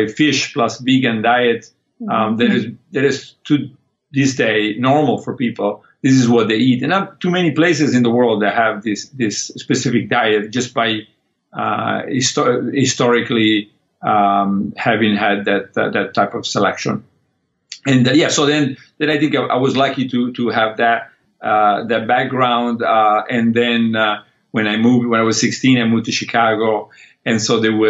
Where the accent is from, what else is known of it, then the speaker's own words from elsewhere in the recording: Molochio, Calabria, Italy; also born or lived in Liguria, Italy; now in United States; I was lucky enough to grow up in two places, maybe 50-50 between southern Italy